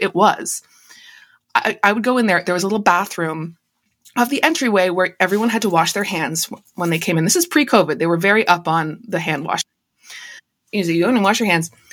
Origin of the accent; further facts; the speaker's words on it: Canada; also born or lived in United States; I'm the only Canadian in my family just 'cause I was born here